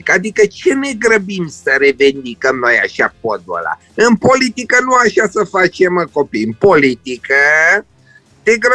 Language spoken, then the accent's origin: Romanian; Romania; Mândru că sunt român!